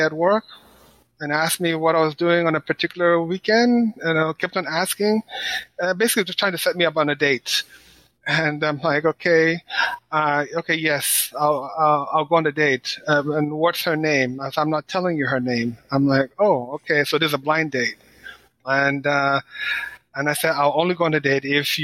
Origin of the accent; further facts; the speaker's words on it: Nigeria; also born or lived in Washington, D.C., United States / San Francisco Bay Area, California, United States; now in Florida, United States; I was born in Washington, D.C. I am Nigerian American. My parents are Nigerian. And I schooled in Nigeria. I left D.C. when I was a kid, maybe 7 years old